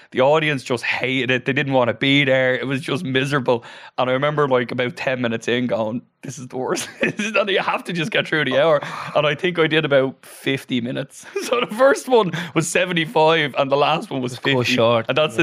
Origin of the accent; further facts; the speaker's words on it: Dublin / Wicklow, Leinster, Ireland; also born or lived in Australia; I grew up in Dublin, then I moved to Wicklow. So I'm a bit of a Dublin Wicklow hybrid. And uh, I moved down to Wicklow when I was about nine. And then I moved back to Dublin when I was about 18